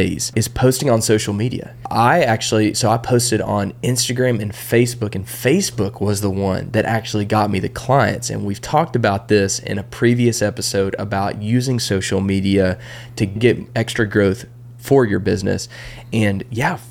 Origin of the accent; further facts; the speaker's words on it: Texas, United States; I grew up in Texas